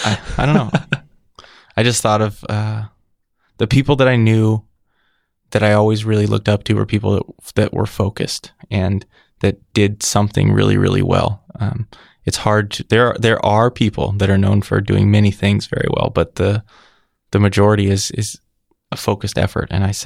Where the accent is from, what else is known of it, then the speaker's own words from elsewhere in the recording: California, United States; California. But I was going to art school in Colorado.